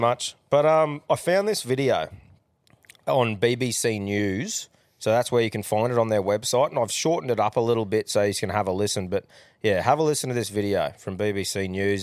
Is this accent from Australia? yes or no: yes; Australia; as an Australian